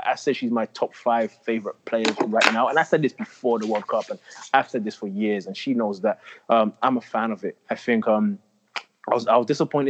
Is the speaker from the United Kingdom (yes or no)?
yes; England, United Kingdom; now in United States; I just know growing up in England, how high level it was, how competitive it was. That wasn't always the case in the States.